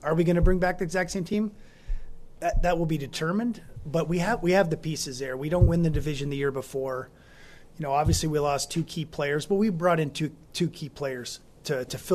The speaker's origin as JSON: {"language": "English", "country": "United States", "moved": "yes", "lives_now": "Calgary, Canada", "said": "I'm American"}